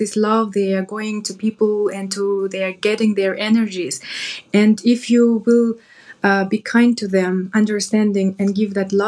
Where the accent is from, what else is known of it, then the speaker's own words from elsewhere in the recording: Kyrgyzstan; now in Dubai, United Arab Emirates; I'm from Kyrgyzstan